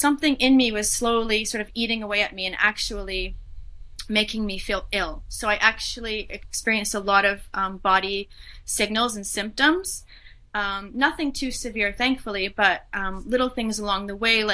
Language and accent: English; Canada; moved away as an adult; now in Switzerland; I am Canadian, I guess, but I'm living in Switzerland